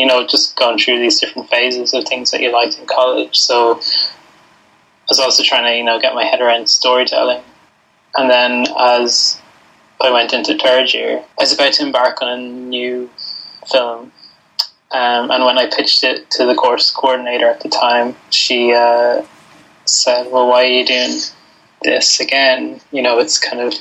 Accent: southeast coast of Ireland, southeast Ireland, Ireland; I grew up in a small fishing town on the southeast coast of Ireland

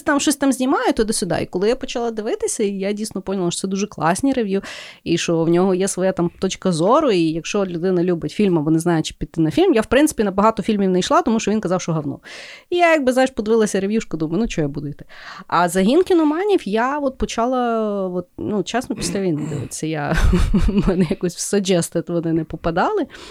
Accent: Lviv, Lviv Oblast, Ukraine; я зі Львова

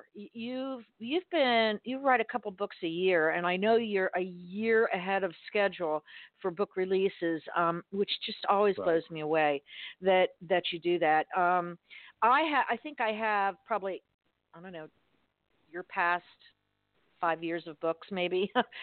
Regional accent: Miami, Florida, United States; I grew up in Miami, which even though it's geographically South, it's not the South

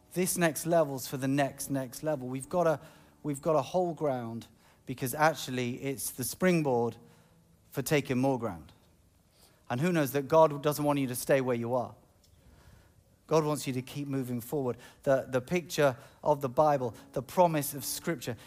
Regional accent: United Kingdom; I'm British

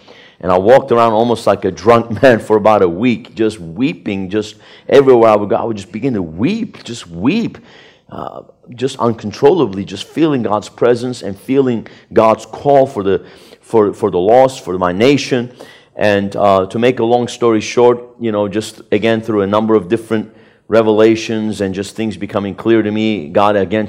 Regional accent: Turkey; born there; But, you know, I was born in Turkey in 1970 into a Sunni Muslim family, as many of you know.

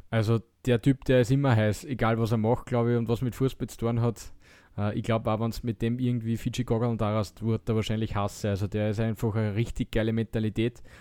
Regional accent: Austria; wir als Österreicher

